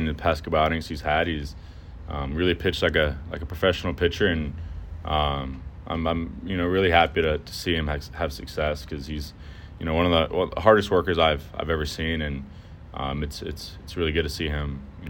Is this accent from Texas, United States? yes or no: yes; Houston, Texas, United States; I would love to play in Houston, where my hometown is